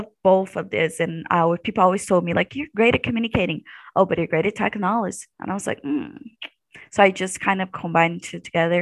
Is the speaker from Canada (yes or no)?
no; Brazil; moved away as an adult; now in Missouri, United States; I'm from Brazil.